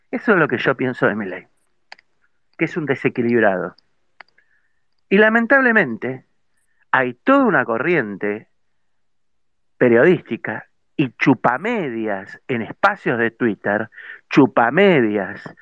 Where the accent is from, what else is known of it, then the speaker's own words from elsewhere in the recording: Argentina; es lamentable que como ciudadanos argentinos, como sociedad toda, tengamos este tipo y este grado de irresponsabilidad como argentinos